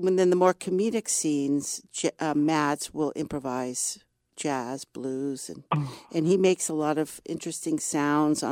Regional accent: Berkeley, California, United States; moved away; also born or lived in New York City; I grew up in Berkeley, so I'm a native Californian

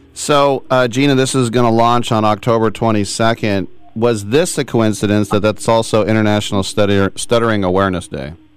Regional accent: El Cerrito, California, United States; also born or lived in Richmond, California / Oakland, California; I grew up in El Cerrito.

